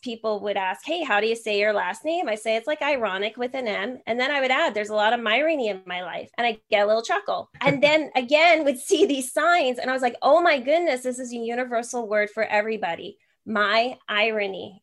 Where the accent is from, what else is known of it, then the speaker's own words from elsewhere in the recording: New Jersey, United States; now in San Jose, United States; I'm actually from New Jersey. I'm in San Jose, California now